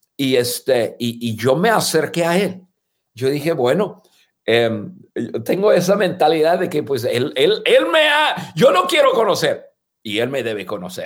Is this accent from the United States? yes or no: yes; United States; first language English; Spanish is a second language; moved away as an adult; also born or lived in Guadalajara, Mexico / Durango, Mexico; now in Mexico; en un idioma que no es nuestro idioma nativo, y, y que tú y yo nos sentimos más en casa, estando en cualquier país de habla hispana, que estar en, en nuestro país de, de, hablar inglés en Estados Unidos